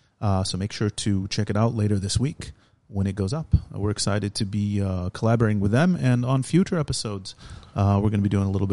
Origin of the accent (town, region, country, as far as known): United States; born or raised there; now in Israel